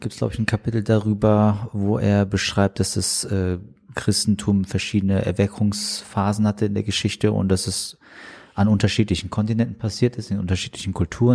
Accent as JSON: {"language": "German", "country": "Germany", "tie": "born or raised there", "said": "der hier aufgewachsen ist in Deutschland"}